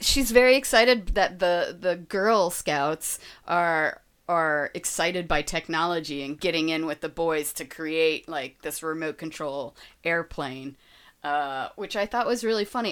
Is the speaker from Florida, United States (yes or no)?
yes; Florida, United States; I'm from Florida, so I'm a Disney girl